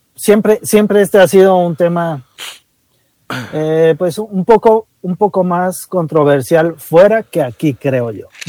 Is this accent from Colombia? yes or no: no; Mexico; lo que somos hoy como mexicanos